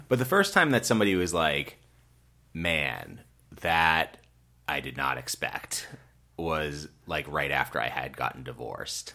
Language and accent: English; Rockland, Massachusetts, United States; I grew up in Rockland, Massachusetts